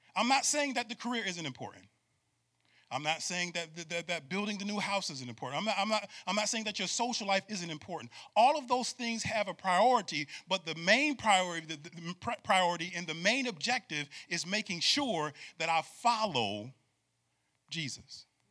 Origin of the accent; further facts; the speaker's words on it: Syracuse, New York, United States; born and raised in Syracuse, New York